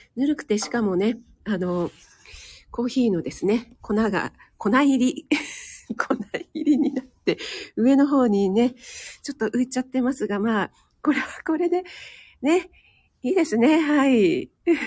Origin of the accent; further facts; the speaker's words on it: Kanagawa, Japan; 江戸っ子で、かな、神奈川ぬ